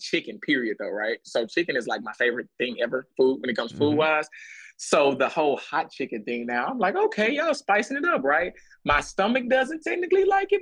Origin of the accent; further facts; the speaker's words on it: Texas, United States; being from Texas